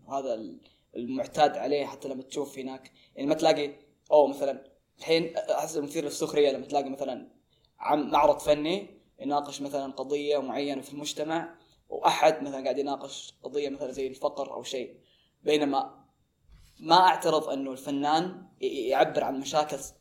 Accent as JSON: {"language": "Arabic", "country": "Saudi Arabia", "said": "احنا كسعوديين"}